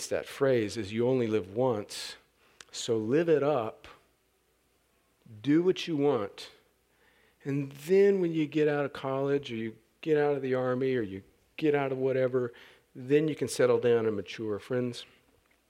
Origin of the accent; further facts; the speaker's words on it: El Centro, California, United States; moved away as an adult; I grew up right on the Mexican border